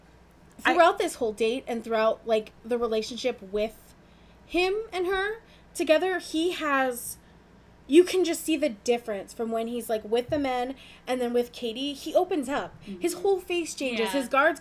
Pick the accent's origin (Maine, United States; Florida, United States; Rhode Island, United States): Florida, United States; Orlando; moved away; as a teenager, I grew up in Orlando.